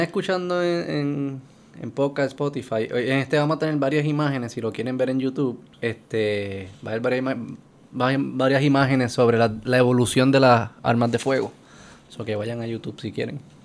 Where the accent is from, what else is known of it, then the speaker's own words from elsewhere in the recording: Puerto Rico; como puertorriqueño y como alguien que no se ha inculcado mucho en esa cultura